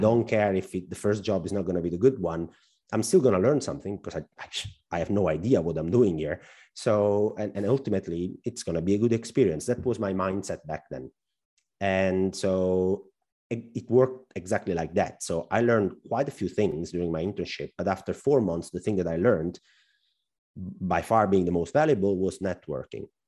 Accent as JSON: {"language": "English", "country": "Italy", "also_born_or_lived": "northern Italy", "accent": "Al Pacino accent", "second_language": "English", "said": "we Italians are not very well known to speak fluent English"}